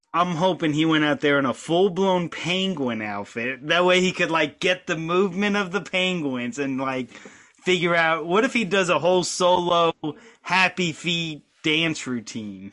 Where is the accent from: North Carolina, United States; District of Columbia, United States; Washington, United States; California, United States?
North Carolina, United States; also born or lived in New York; I was born in New York. Moved to North Carolina when I was five.